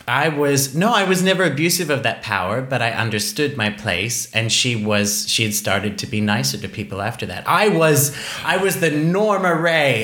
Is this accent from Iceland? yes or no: yes; Iceland; moved away; I am Icelandic.